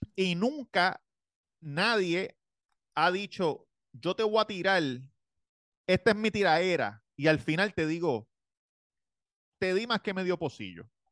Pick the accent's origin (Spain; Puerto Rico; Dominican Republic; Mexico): Puerto Rico; siendo boricua tenemos reggaetón en la sangre, nos criamos con eso desde chiquito